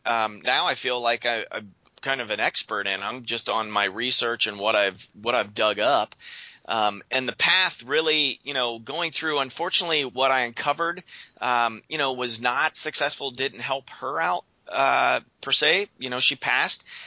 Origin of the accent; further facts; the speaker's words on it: Western Pennsylvania, United States; moved away as an adult; also born or lived in Quilcene, Washington; now in Portland, United States; I'm originally from Western Pennsylvania, as we were talking before the show, and I moved out west.